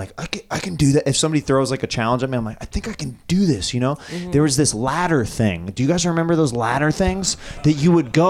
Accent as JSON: {"language": "English", "country": "China", "tie": "born or raised there", "said": "Yeah, in China, yeah."}